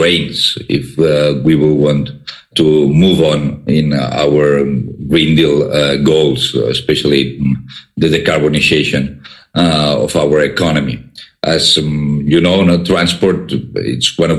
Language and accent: English; Barcelona, Catalonia, Spain; I'm from Barcelona